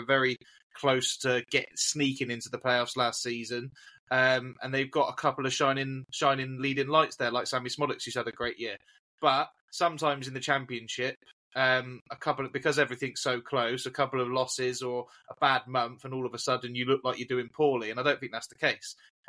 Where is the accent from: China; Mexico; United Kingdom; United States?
United Kingdom; Yorkshire and the Humber; being the Yorkshireman that I am